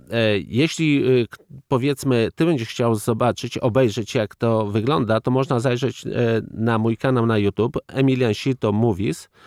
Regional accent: Bug River valley, Poland; Ja wywodzę się z tamtych terenów, moi dziadowie mój e, tata, e, to są e, nadburzacy od powiedzmy wieków, bo pierwsza zmianka jest od 1640 roku, gdzie było umieszczone w, w jakiejś metryce

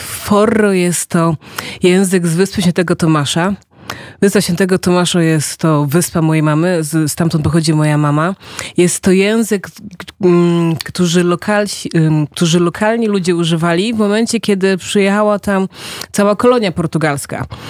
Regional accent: Angola; also born or lived in Poznań, Poland; now in Poland; Jak miałam parę lat, to wróciliśmy do Angolii. No i właśnie, potem tam spędziłam prawie 10 czy tam 12 lat

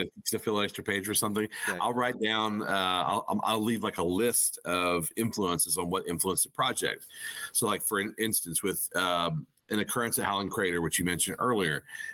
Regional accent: Arkansas, United States; growing up in Arkansas

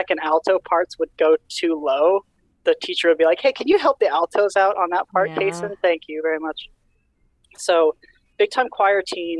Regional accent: Utah, United States; moved away as an adult; now in Burlington, United States; I went to high school in Utah. I grew up in Utah. That's my entire young pre-18 experience was all in Utah

